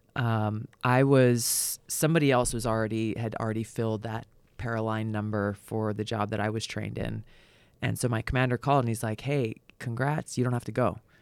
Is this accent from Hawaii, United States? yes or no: yes; Hawaii, United States; moved away; growing up in Hawaii